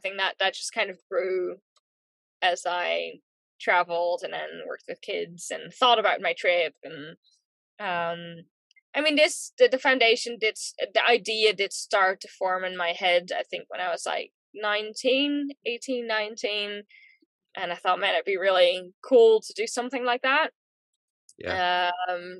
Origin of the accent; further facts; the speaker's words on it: New Zealand; also born or lived in Netherlands; overall, I've lived in New Zealand longer than in the Netherlands now. I do regard New Zealand as home. I think mostly because that's where I've been living alone, grown up